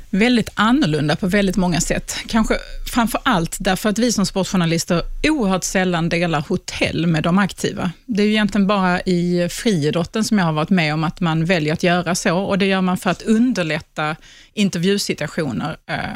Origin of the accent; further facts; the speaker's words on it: Sweden; man förstår inte som svensk